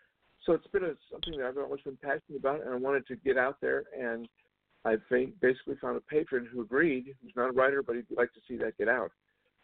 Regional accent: the South, United States; I grew up in the South during the civil rights era. I worked with lots of groups in helping to earn equal rights for everybody, I help, for instance, desegregate the Methodist Church in Georgia.

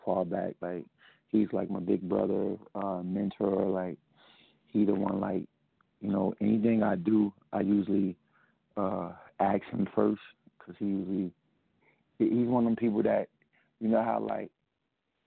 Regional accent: United States; I was born in New York/Jersey

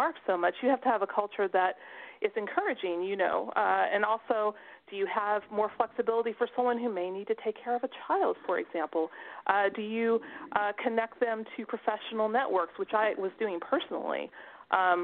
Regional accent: Texas, United States; now in Netherlands; I'm from Texas too originally

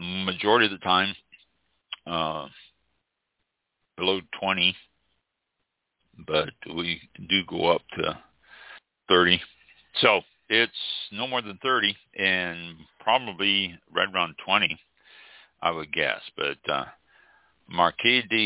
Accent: Kansas City, Missouri, United States; Kansas City, Missouri, which is my hometown

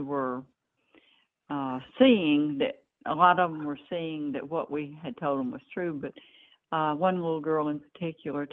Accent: Memphis, Tennessee, United States; also born or lived in northeast Mississippi; now in Mississippi, United States; I grew up in Memphis

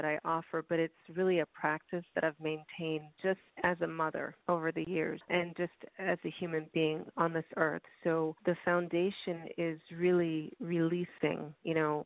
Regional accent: Chicago, Illinois, United States; I'm originally from Chicago

